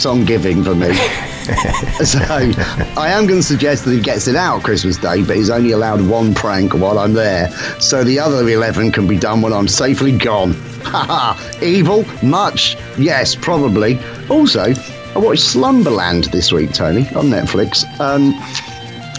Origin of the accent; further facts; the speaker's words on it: England, United Kingdom; as an Englishman